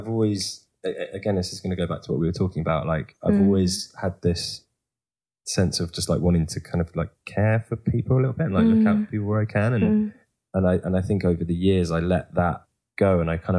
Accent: United Kingdom; as British people

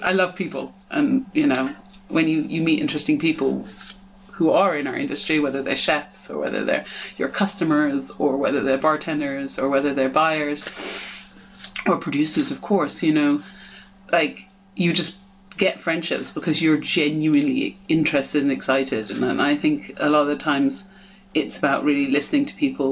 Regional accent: United States; moved away; also born or lived in England; even though I'm English, I grew up in America.

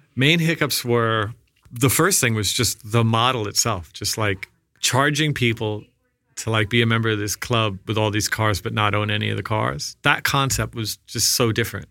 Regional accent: Massapequa Park, New York, United States; I grew up in Massapequa Park, Long Island

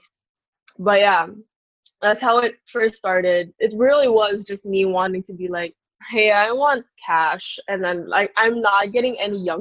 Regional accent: Philippines; I'm a Filipino and I'm Asian

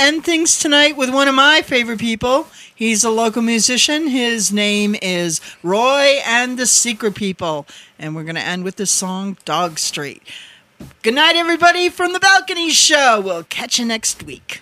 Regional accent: Wisconsin, United States; accent: Wisconsin; moved away; my my Wisconsin accent

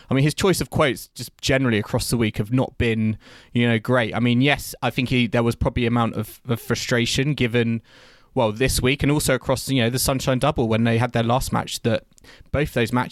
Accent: United Kingdom; as a British fan

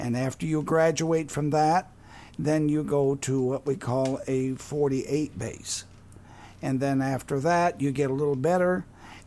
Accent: Wisconsin, United States; now in Southern Indiana, United States; I'm from Wisconsin

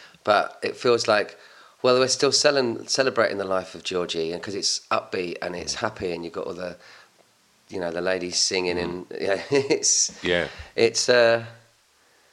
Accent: Hounslow, London, United Kingdom; also born or lived in Chiswick / Mortlake; I grew up in Hounslow

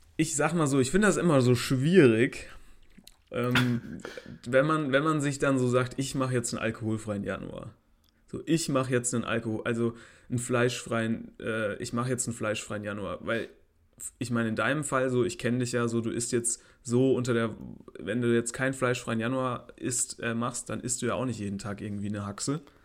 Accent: Saarland, Germany; ich bin Saarländer. Ich bin, ich bin auch eine Minderheit ein bisschen

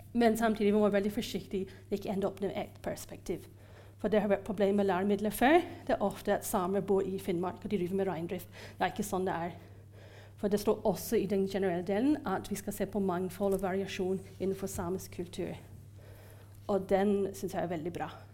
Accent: Ireland; Norwegian is a second language; now in Norway; jeg er fra Irland opprinnelig, eh, men jeg har bodd i Norge lenge

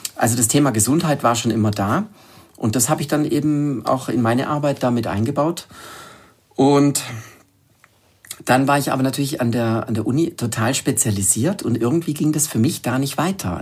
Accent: Germany; ich bin am Bodensee unten aufgewachsen

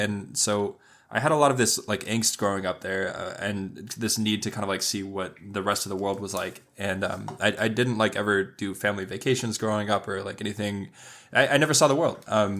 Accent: Laguna Beach, California, United States; I grew up with Austin in Laguna Beach, California.

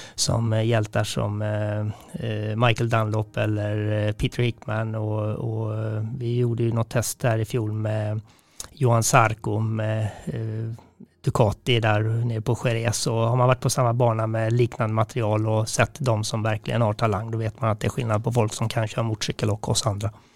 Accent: Sweden; här hemma i Sverige

